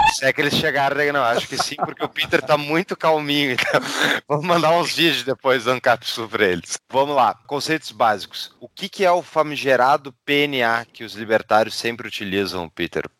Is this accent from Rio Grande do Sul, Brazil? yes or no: yes; Porto Alegre, Rio Grande do Sul, Brazil; eu sou de Porto Alegre